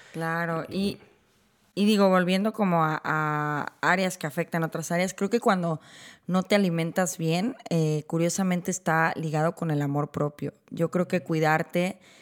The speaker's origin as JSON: {"language": "Spanish", "town": "Guadalajara", "region": "Jalisco", "country": "Mexico", "tie": "born or raised there", "moved": "as an adult", "lives_now": "Vancouver, Canada", "said": "yo crecí en Guadalajara"}